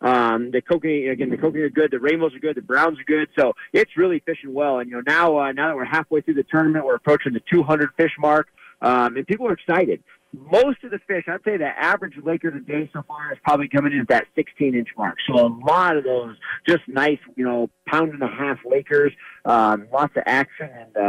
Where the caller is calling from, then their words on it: Colorado, United States; I am calling from Blue Mesa Reservoir